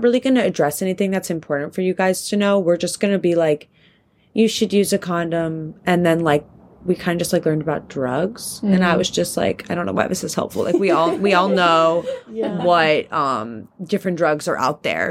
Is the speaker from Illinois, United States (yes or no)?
no; Pennsylvania, United States; I'm from Pennsylvania